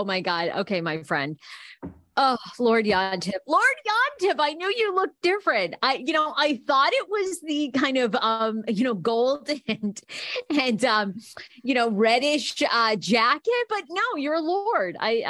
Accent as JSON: {"language": "English", "region": "Scotland", "country": "United Kingdom", "said": "I mean, I am Scottish."}